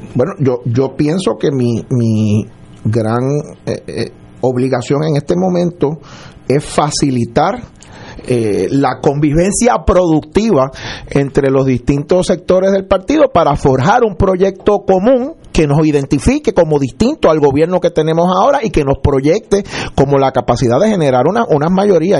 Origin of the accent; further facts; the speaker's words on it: Puerto Rico; siendo, siendo puertorriqueño